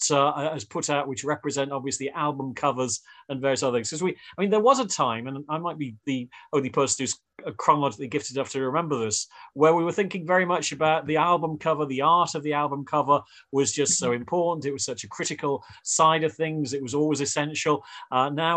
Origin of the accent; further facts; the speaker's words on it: United Kingdom; I'm British.